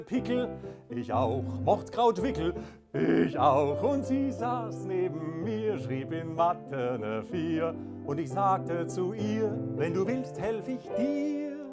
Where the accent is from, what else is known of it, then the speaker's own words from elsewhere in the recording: Waldkirch, Baden-Württemberg, Germany; moved away as an adult; also born or lived in Karlsruhe; now in Gaggenau, Germany; ich bin äh, im Elstal aufgewachsen, in Waldkirch, ah, genauer gesagt